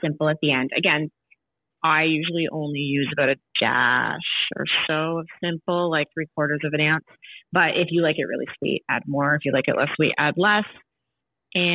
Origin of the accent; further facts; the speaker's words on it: Canada; I'm born and raised in Canada, my parents are from Chile